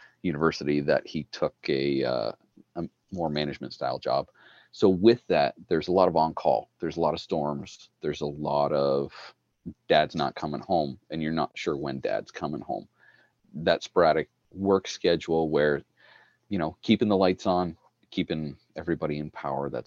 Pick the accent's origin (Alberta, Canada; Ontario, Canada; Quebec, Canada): Ontario, Canada; Ottawa Valley; now in Manitoba, Canada; I grew up in the Ottawa Valley.